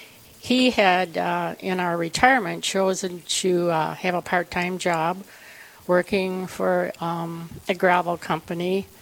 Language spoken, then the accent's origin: English; Saint Paul, Minnesota, United States; now in South Dakota, United States; I'm a transplant to South Dakota, born and raised in St. Paul, Catholic family, Catholic education.